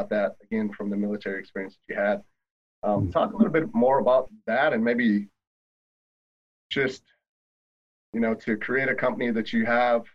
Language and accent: English; Wisconsin, United States; I'm from Wisconsin